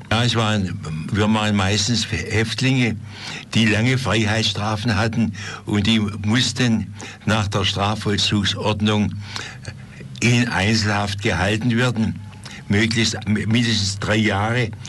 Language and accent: German; Stuttgart, Baden-Württemberg, Germany